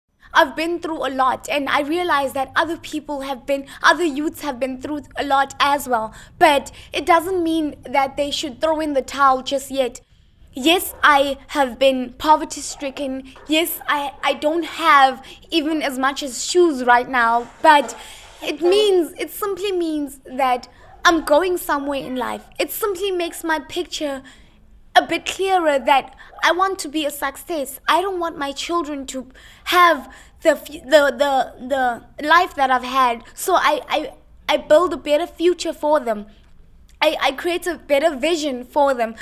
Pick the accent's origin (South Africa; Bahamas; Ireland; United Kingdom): South Africa; Philippi, Western Cape; from Philippi.